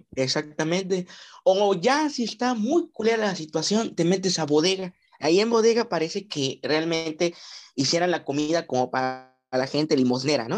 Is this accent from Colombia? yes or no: no; Mexico; como buen mexicano